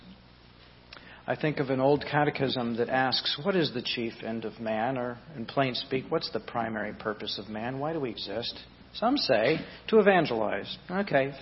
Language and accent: English; Southeast Louisiana, United States; I was raised in Southeast Louisiana